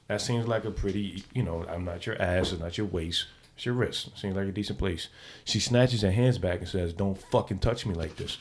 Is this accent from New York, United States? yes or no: yes; New York City, New York, United States; I'm from the Bronx. Come on, I'm from the Bronx